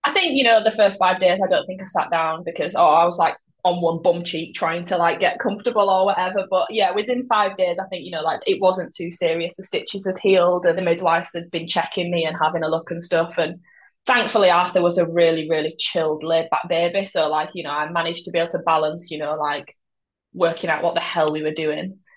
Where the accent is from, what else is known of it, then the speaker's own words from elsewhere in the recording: Yorkshire and the Humber, United Kingdom; I'm from Yorkshire